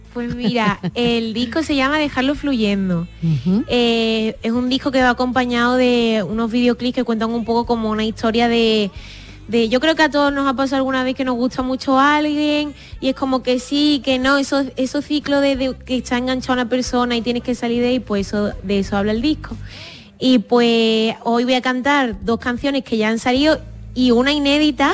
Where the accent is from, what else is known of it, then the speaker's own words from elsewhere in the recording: Tarifa, Andalusia, Spain; Mi pueblo